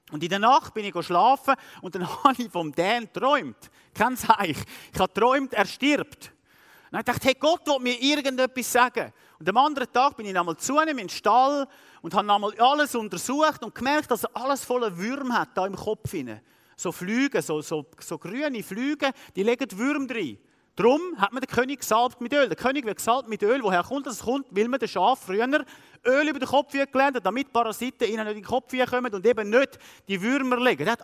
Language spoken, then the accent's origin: German; Switzerland; Als Schweizer schauen wir immer alles mathematisch anschauen.